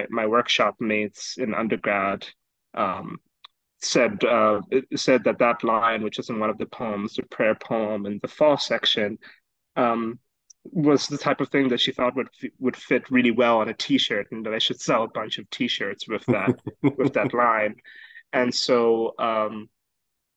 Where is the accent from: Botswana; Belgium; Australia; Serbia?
Botswana; now in United States; I'm originally from Botswana